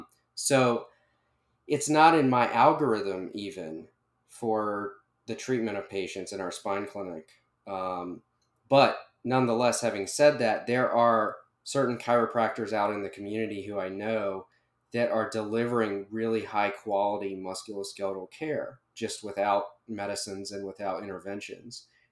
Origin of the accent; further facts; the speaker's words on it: Charlotte, North Carolina, United States; Yeah, so I'm mostly from the Carolinas, Charlotte in particular. My family, my wife's family is all in the Carolinas.